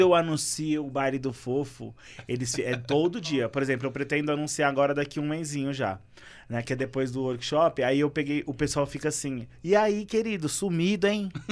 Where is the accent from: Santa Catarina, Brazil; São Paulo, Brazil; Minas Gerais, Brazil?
São Paulo, Brazil; eu gosto da minha comunidade, eu nascido e criado ali